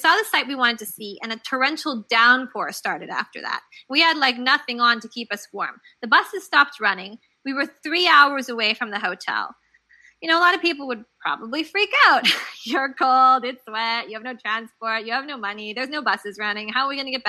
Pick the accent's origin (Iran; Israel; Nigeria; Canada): Canada; also born or lived in Guadalajara, Mexico / London / India; now in New York, United States; I'm originally from Canada. And of course, now I live in New York.